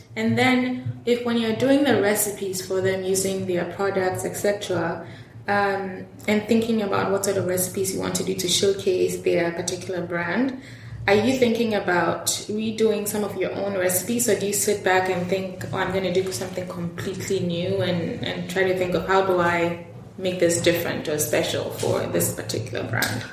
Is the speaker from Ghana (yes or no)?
yes; Ghana; I'm Ghanaian